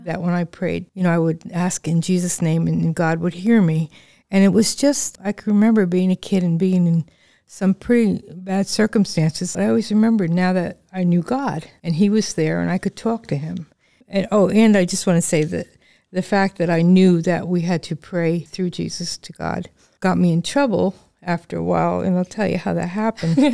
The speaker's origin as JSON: {"language": "English", "region": "Northern New Jersey", "country": "United States", "tie": "born or raised there", "moved": "as an adult", "lives_now": "Lancaster, United States", "said": "I was born in New Jersey"}